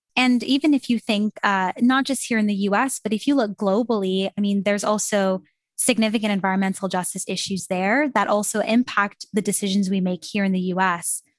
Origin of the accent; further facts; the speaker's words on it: Canada; I'm from Canada, so I was sitting in Canada in my classroom